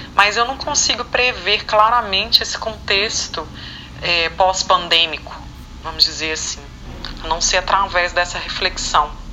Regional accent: Belo Horizonte, Minas Gerais, Brazil; eu sou natural de Belo Horizonte, Minas Gerais

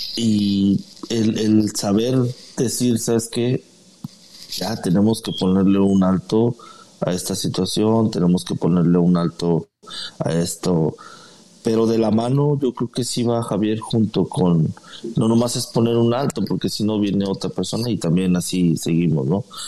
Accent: Guadalajara, Jalisco, Mexico; now in San Antonio, United States; yo soy de originario de Guadalajara, Jalisco.

